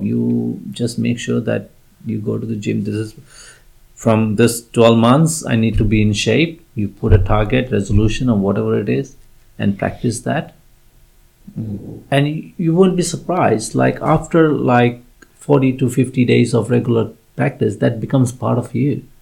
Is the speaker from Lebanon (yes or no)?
no; India; moved away; I was born in India and uh, raised in India